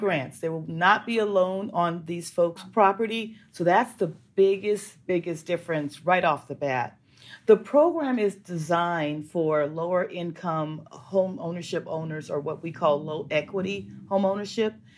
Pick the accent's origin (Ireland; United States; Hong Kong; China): United States; Los Angeles, California; I grew up in Los Angeles